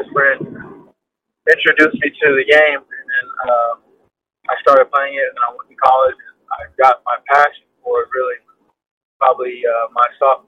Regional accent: Inglewood, California, United States; Growing up was pretty good. Pretty simple, middle class growing up. Inglewood is kind of like in Los Angeles

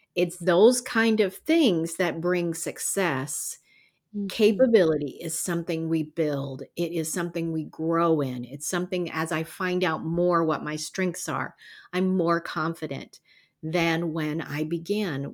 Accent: the South, United States; We grew up in the South

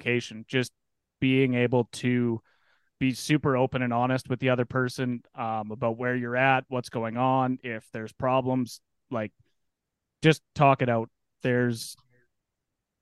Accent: Penhold, Alberta, Canada; I'm 27 from Pinoca, Alberta

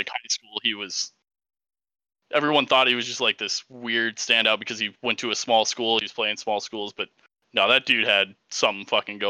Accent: Illinois, United States; moved away; Well, I'm also originally from Illinois.

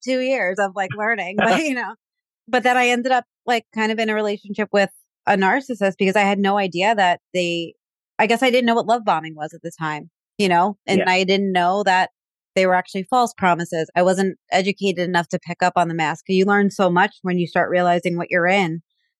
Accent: New York, United States; Like those, it's like you said, like Latino and gay. I'm from New York.

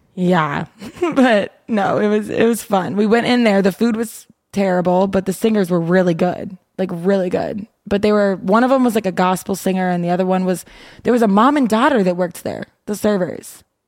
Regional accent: Midwest, United States; I'm from the Midwest

